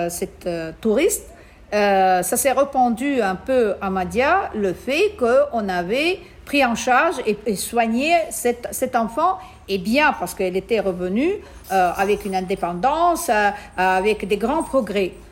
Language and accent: French; Italy; now in Tunisia; Bien sûr, je suis italienne, donc j'étais reconnue par euh, les Italiens.